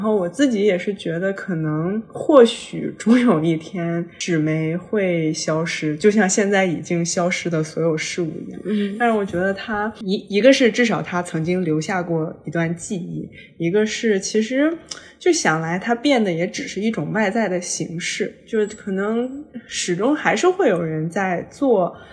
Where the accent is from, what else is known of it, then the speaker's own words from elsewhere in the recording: China; 我是一个来自中国的旅行者